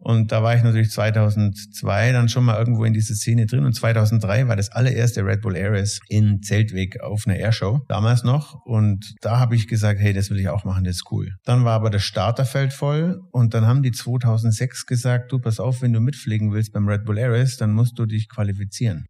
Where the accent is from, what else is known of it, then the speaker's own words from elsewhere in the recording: Tannheim, Bavaria, Germany; also born or lived in Salzburg; komme aus Tannheim bei Memmingen im schönen Süden Deutschlands